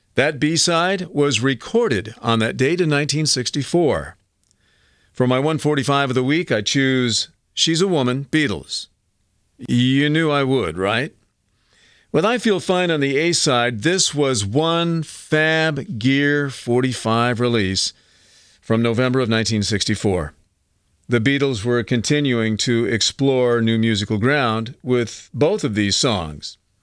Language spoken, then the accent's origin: English; United States; these were the mixes that we grew up with here in the States.